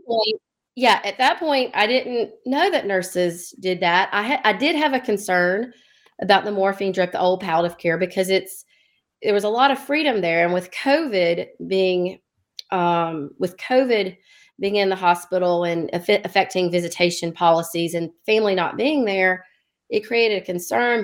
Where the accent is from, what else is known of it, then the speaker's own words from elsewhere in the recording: Dothan, Alabama, United States; also born or lived in Birmingham, Alabama; I'm from Alabama, Lower Alabama, Dothan, Alabama